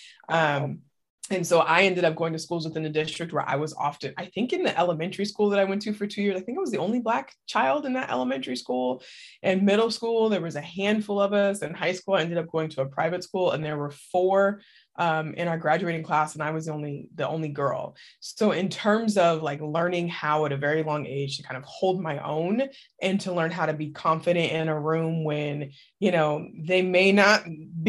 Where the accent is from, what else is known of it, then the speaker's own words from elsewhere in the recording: Portland, Oregon, United States; moved away as an adult; now in Oakland, United States; I grew up in Portland, Oregon.